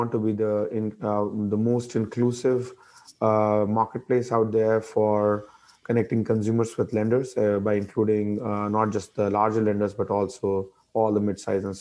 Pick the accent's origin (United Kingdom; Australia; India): India; moved away as an adult; also born or lived in DC mid-Atlantic region, United States; now in United States; I grew up in India, came to US about 20 years